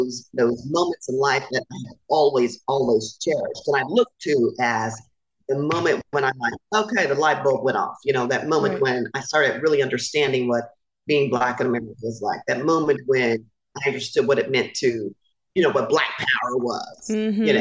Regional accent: Indiana, United States; moved away as an adult; also born or lived in Washington, D.C.; because I was coming from Indiana, which, you know, doesn't have a lot of diversity necessarily.

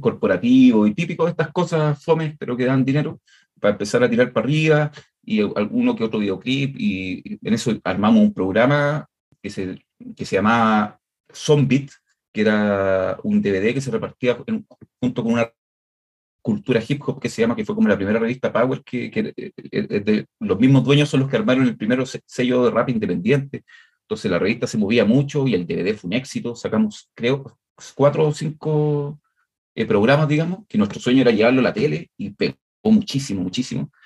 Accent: Chile; acá en Chile

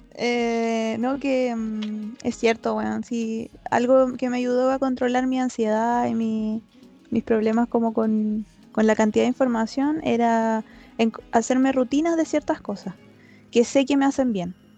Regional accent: Santiago, Santiago Metropolitan Region, Chile; soy de Santiago, que soy Chile

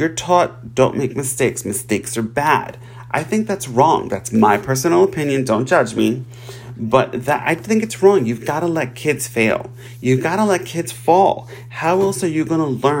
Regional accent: New York, United States; I'm from New York

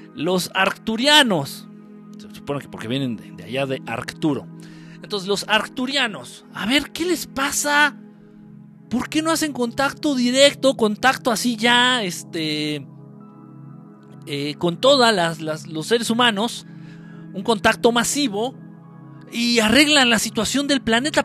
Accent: Guerrero, Mexico; Afortunadamente yo no soy chilango, yo soy de guerrero.

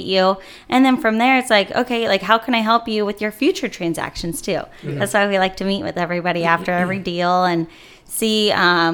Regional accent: Lakeside, California, United States; I am born and raised in San Diego, Lakeside.

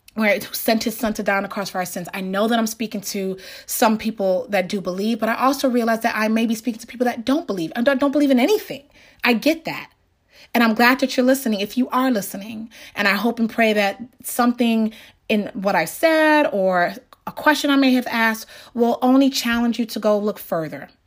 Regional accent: New York, United States; growing up in New York

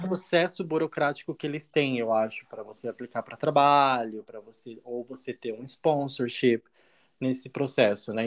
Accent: Balneário Piçarras, Santa Catarina, Brazil; moved away as an adult; also born or lived in United States; now in Berlin, Germany; eu sou também de Santa Catarina, de Balneário Pissarras, uma cidadezinha bem pequenininha, do lado de Penha

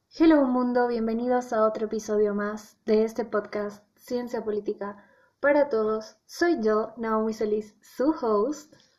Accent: Bolivia; como bolivianos

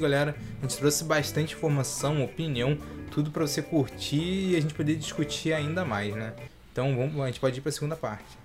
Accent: Brazil; a gente é, é brasileiro

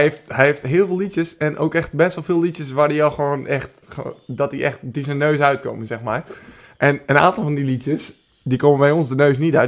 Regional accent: Beilen, Drenthe, Netherlands; also born or lived in Groningen; Ik kom zelf uit Bijlen, Drenthe. Maar Groningen is wel waar ik mijn, eh, waar ik mijn middelbare schooltijd heb doorgebracht.

